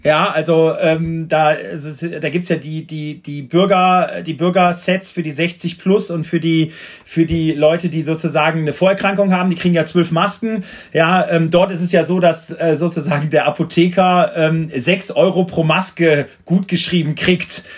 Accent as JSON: {"language": "German", "town": "Düren", "region": "North Rhine-Westphalia", "country": "Germany", "tie": "born or raised there", "said": "Ich komme aus Düren, also die Eifel war sozusagen, das ist ja das Tor zur Eifel"}